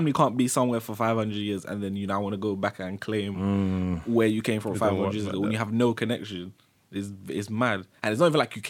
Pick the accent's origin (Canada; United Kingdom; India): United Kingdom; outside of being British...